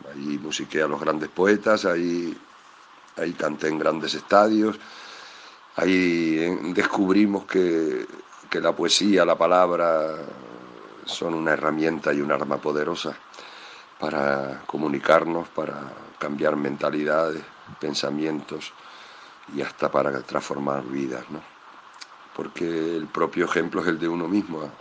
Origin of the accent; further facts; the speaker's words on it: Extremadura, Spain; de aquella mi Extremadura, de ese niño que era yo